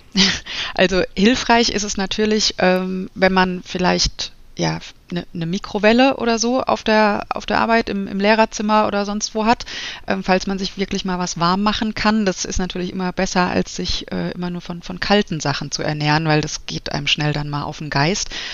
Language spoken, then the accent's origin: German; Frankfurt, Hesse, Germany; moved away as an adult; also born or lived in Munich; now in Wiesbaden, Germany; bin eigentlich ein Frankfurter Mädchen, habe dann eine Zeit lang in München gewohnt und bin jetzt seit, ich glaube, ja, zwölf Jahren in Wiesbaden